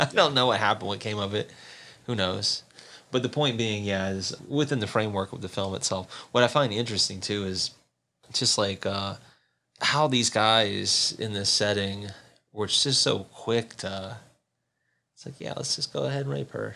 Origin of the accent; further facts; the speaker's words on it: the South, United States; moved away; I grew up in the South